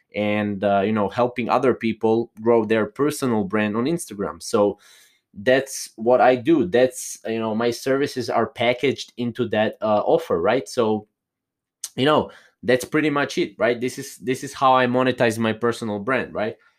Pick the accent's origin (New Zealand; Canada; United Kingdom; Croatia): Croatia; I'm not from, uh, U S A. I am from Croatia, a little small country in Europe.